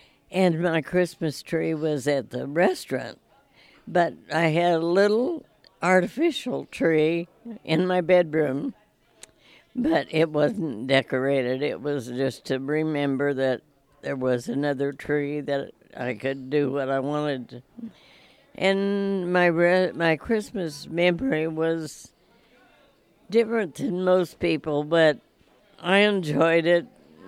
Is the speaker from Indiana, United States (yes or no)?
yes; Lake Village, Indiana, United States; In Lake Village, Indiana, halfway between Chicago and Indianapolis.